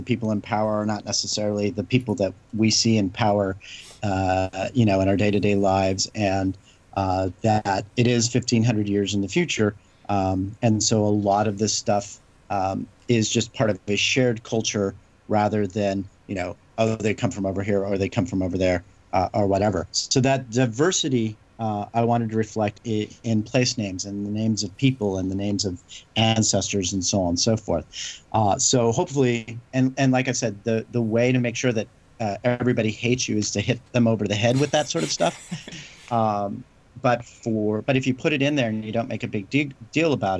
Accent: Southern California, United States; We grew up in the same area. We grew up in Southern California.

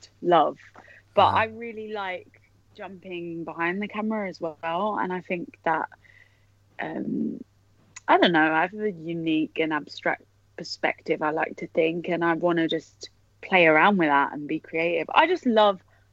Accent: London, United Kingdom; accent: Cockney; I'm from the East End in London, and uh-huh. I'm quite Cockney and grew up with a Cockney family

